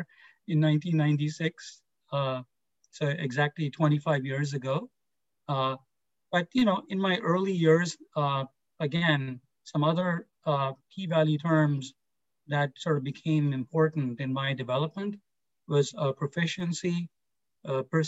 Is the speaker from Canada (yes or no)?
no; India; moved away; I grew up in India